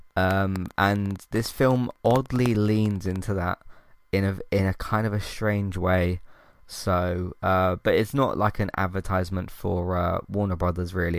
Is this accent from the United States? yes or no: no; United Kingdom